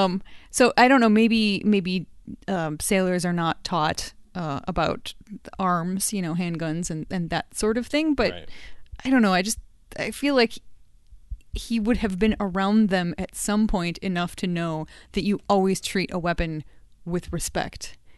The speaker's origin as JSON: {"language": "English", "country": "United States", "tie": "born or raised there", "said": "I grew up in the United States and I knew that was a thing."}